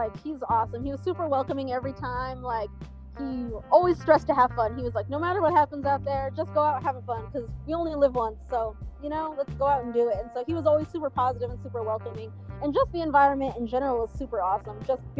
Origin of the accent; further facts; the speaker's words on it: New Mexico, United States; So I'm like, hey, guys, in case you didn't know, I'm from New Mexico.